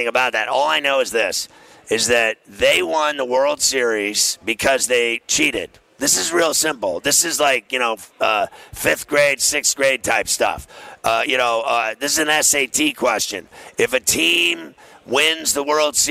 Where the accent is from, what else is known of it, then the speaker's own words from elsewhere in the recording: Pittsburgh, Pennsylvania, United States; I grew up in Pittsburgh my whole life